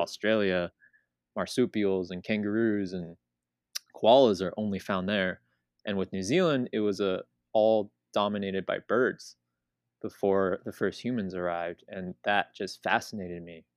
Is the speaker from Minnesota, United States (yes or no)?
no; California, United States; growing up in California where everything's easily accessible